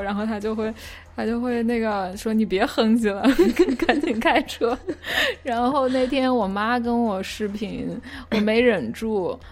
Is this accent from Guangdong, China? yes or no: no; Qingdao, Shandong, China; moved away as an adult; also born or lived in Hangzhou / California; 我是青岛人嘛， 青岛里，就是海边儿嘛